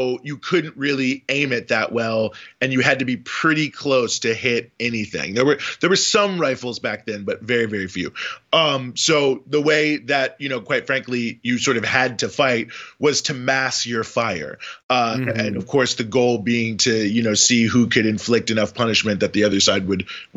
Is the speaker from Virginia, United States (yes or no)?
yes; Charlottesville, Virginia, United States; I'm from Charlottesville, Virginia